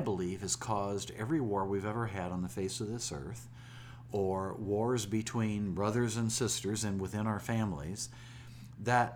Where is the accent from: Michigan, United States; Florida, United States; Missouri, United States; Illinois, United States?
Illinois, United States; Springfield; When I was a little boy growing up in Springfield, Illinois